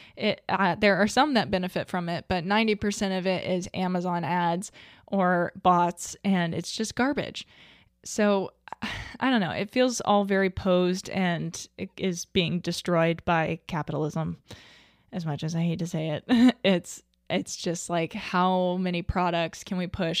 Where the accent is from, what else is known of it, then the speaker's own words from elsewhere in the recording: Arkansas, United States; I'm from Arkansas